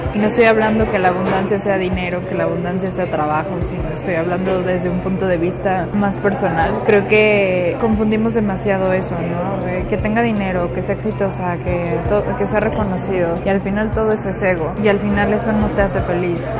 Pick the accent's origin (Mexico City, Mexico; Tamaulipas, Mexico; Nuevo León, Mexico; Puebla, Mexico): Mexico City, Mexico; yo soy originaria de la Ciudad de México